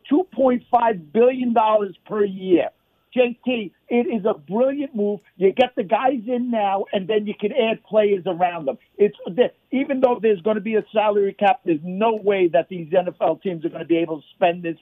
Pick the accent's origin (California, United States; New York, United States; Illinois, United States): New York, United States; now in Las Vegas, United States; being a New Yorker